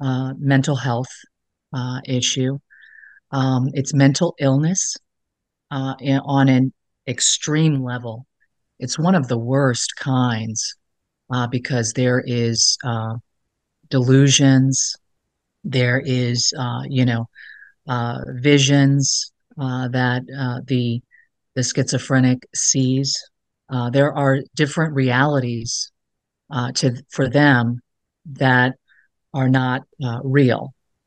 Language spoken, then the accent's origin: English; Alexandria, Virginia, United States; I grew up in Alexandria, Virginia, as a child. I moved around a lot. But I consider, you know, Alexandria to really be my home base